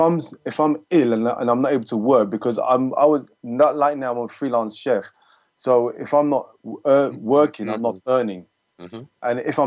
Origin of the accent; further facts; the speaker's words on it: Jamaica; Because as a Jamaican, we eat pasta, we eat rice, we eat potatoes all the time.